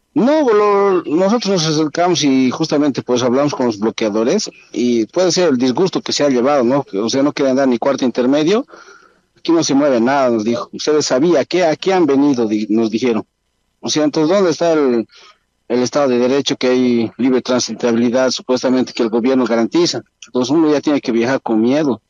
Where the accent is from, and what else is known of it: Bolivia